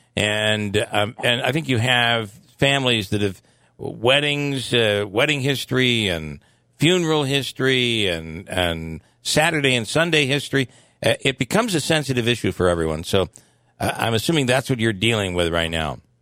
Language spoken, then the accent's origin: English; the Mohawk Valley, New York, United States; I grew up in the Valley and spent some time at St. Mary's in Little Falls